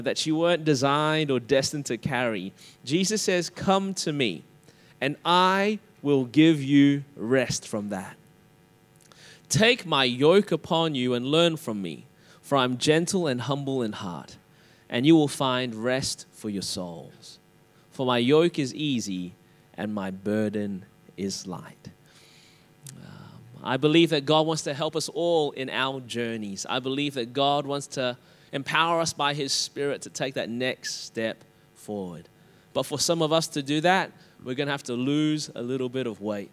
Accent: Australia; accent: Australian; my Australian accent

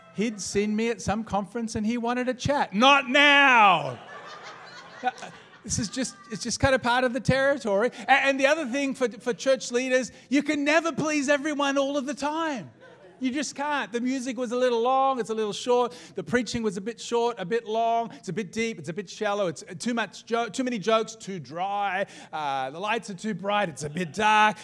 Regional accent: Melbourne, Victoria, Australia; we're from Melbourne too

